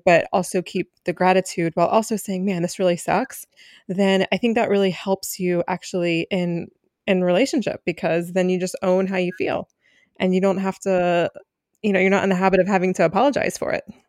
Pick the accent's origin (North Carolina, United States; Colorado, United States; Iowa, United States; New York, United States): North Carolina, United States; Asheville; now in Philadelphia, United States; I am joining you from Asheville, North Carolina.